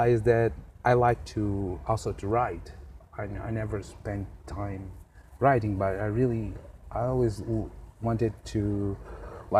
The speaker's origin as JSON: {"language": "English", "town": "Vila Viçosa", "region": "Alentejo", "country": "Portugal", "tie": "born or raised there", "moved": "as an adult", "lives_now": "Lisbon, Portugal"}